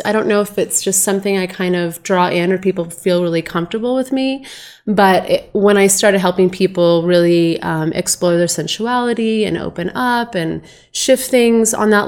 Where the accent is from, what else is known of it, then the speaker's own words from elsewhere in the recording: Boise, Idaho, United States; also born or lived in Los Angeles, California; I'm originally from Boise